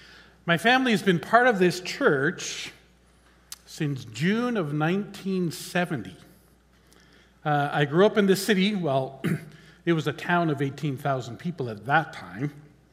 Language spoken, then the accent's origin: English; the Okanagan, British Columbia, Canada; Growing up in the Okanagan, we had a boat, and we would explore the shorelines of Okanagan Lake on a Sunday afternoon.